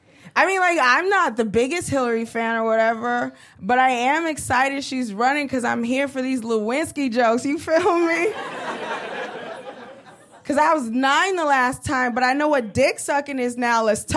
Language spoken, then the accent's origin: English; Brooklyn, New York, United States; I'm from Brooklyn. I was born and raised in Brooklyn. I grew up in a neighborhood called East New York.